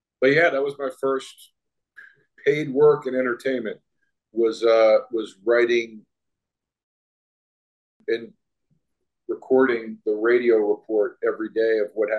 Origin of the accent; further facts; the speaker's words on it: East Coast, United States; moved away as an adult; also born or lived in Austin, Texas; I was a kid from the East Coast who had never lived anywhere or really ever visited anywhere outside of the East Coast. I had visited Austin once before moving here